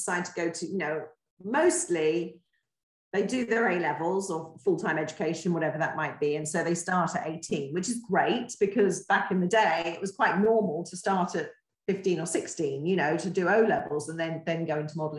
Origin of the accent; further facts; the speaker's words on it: Torquay, South West England, United Kingdom; I grew up here in Torquay